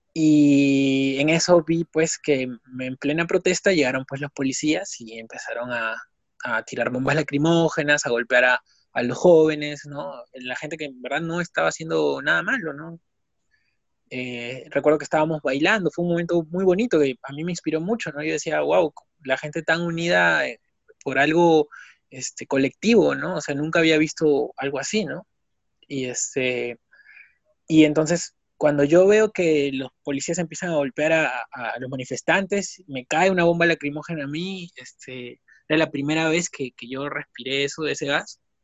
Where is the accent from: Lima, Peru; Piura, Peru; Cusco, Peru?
Piura, Peru; moved away; Yo también soy de regiones, soy, soy de Piura, ¿no? Y tuve que venir acá